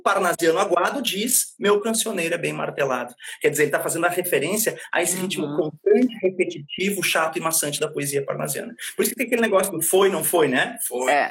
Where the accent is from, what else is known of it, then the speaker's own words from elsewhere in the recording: Brazil; somos nós brasileiros